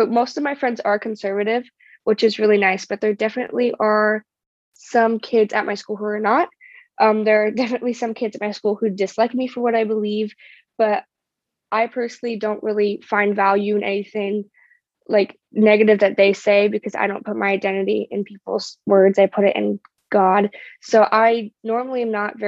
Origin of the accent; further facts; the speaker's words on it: California, United States; I am from California